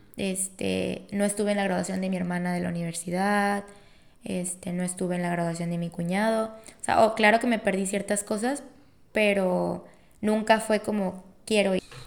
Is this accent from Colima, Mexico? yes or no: yes; Colima, Mexico; soy de Colima